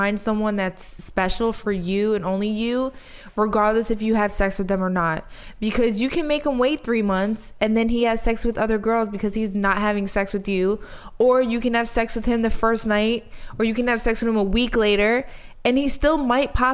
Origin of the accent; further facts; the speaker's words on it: Philadelphia, Pennsylvania, United States; I grew up in South Philly.